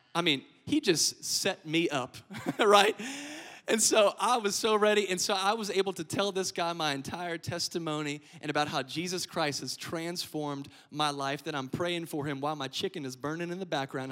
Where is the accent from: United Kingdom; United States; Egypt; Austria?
United States; Lafayette, Louisiana; moved away as an adult; now in Biloxi, United States; I'm originally from Lafayette, Louisiana